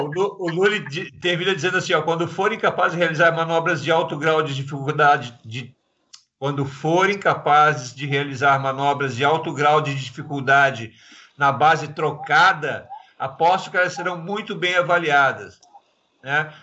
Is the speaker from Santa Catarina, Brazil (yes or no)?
yes; Balneário Camboriú, Santa Catarina, Brazil; lá da minha cidade, lá de Balneário Camboriú